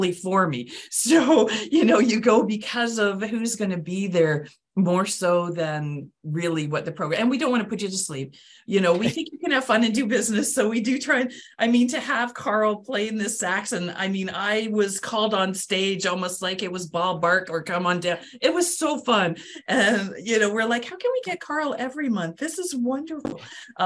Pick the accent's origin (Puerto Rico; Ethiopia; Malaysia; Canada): Canada; now in Palm Bay, United States; I'm from Canada